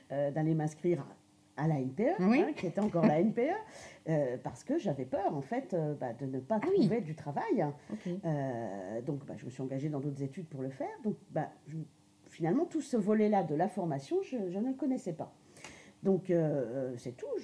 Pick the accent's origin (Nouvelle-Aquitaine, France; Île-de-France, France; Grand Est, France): Grand Est, France; donc je suis lorraine euh, et j'ai fait des études tout à fait euh, classiques donc en Lorraine.